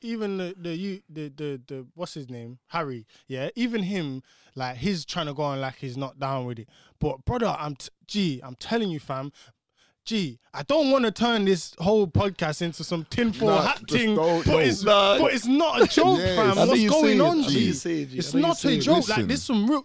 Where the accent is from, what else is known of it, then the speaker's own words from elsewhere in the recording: United Kingdom; we're British born